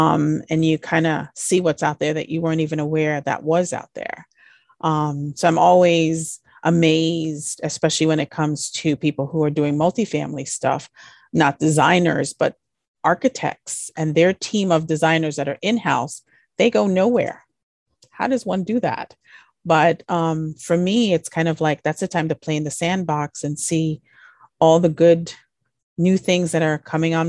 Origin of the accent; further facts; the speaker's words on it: U.S. Virgin Islands; I grew up in the Virgin Islands, and at one point I had a project there that I was working on.